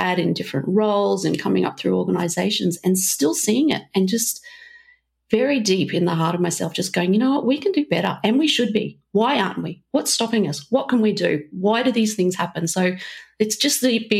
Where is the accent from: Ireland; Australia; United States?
Australia; Queensland; I am in Brisbane today, my home state